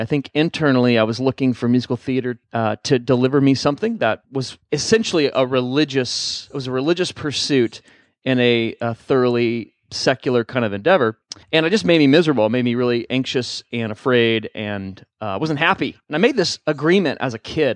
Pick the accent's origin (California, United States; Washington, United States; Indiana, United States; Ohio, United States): Indiana, United States; moved away; I'm from Indiana